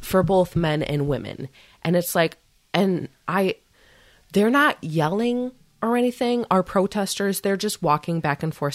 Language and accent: English; United States